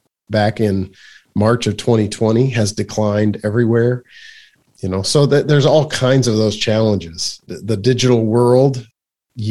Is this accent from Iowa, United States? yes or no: yes; Iowa, United States; moved away as an adult; also born or lived in Pennsylvania / Harrisburg, Pennsylvania / Rochester, New York / Houston, Texas; now in Washington, United States; I grew up in Iowa in the Midwest